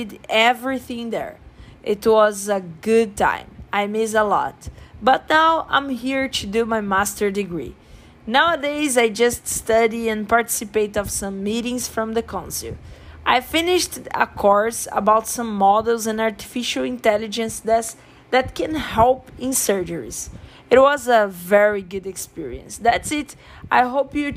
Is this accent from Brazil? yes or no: yes; Brazil; English is a second language; moved away as an adult; now in Canada; I'm from Brazil, but I'm living in Canada now. I moved to study